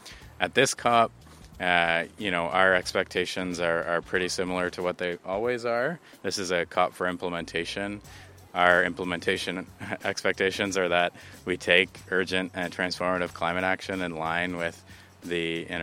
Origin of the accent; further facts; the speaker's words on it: Ottawa, Ontario, Canada; I grew up in Ottawa. I have English and Scottish heritage on my dad's side and German and Anishinaabe from the Great Lakes. And my great-grandfather was born on Wequimacong, unceded territory